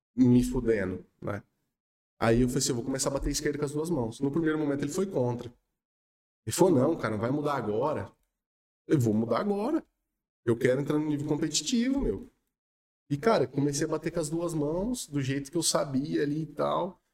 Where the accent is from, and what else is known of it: Espírito Santo do Pinhal, São Paulo, Brazil